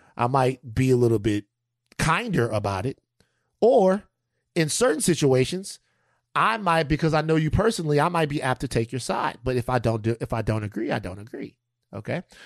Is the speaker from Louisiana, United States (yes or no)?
yes; Louisiana, United States; I come from Louisiana where people get sick